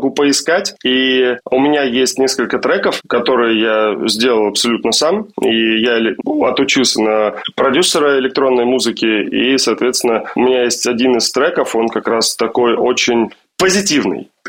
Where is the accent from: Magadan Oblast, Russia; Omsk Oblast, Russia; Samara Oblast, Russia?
Omsk Oblast, Russia; Omsk; Я из Омска. Я вырос э, в караоке на этих треках.